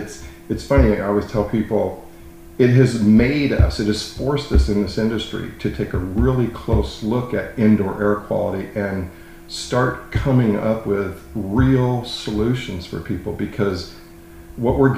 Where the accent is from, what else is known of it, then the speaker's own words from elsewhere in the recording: Southern California, United States; also born or lived in Palm Harbor; I started in the industry, way back in late 80s in Southern California, which is where I'm from